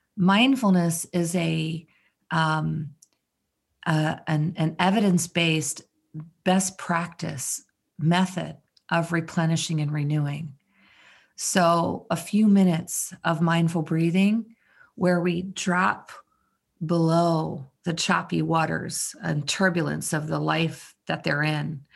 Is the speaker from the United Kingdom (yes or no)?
no; Maryland, United States; I'm from Maryland.